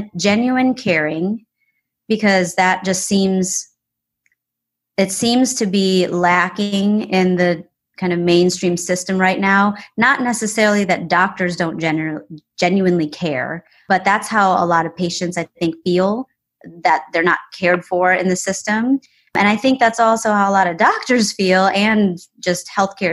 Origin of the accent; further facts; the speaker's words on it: Wisconsin, United States; now in Charlotte, United States; we moved here and it's a great city. You know, I'm from Wisconsin.